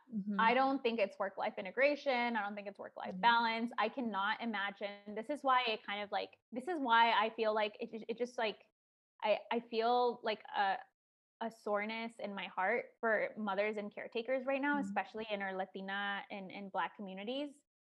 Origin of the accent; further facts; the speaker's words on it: Chicago, Illinois, United States; I talked about growing up in Chicago and how it was like tough at times.